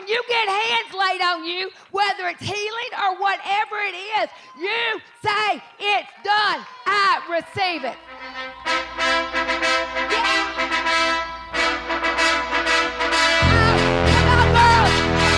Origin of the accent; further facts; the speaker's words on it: the South, United States; accent: Southern; my Southern accent